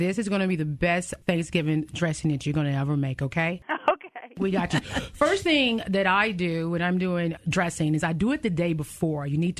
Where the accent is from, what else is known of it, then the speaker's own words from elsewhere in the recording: Georgia, United States; I'm from Georgia